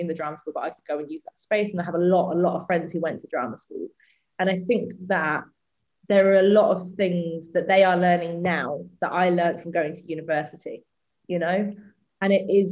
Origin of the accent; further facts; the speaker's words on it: the Midlands, England, United Kingdom; I'm from the Midlands